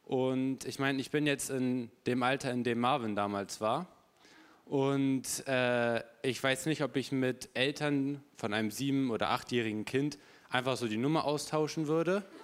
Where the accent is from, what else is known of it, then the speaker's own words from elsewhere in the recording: Hamburg, Germany; weil ich komme aus Hamburg, immer einmal im Monat hier in die Gemeinde zu kommen.